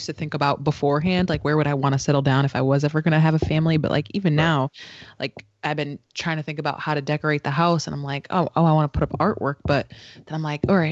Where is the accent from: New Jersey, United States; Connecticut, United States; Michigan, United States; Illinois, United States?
Connecticut, United States; Waterbury; Growing up in Waterbury, going to a public school, even if it was shitty education, I was around niggas that looked like me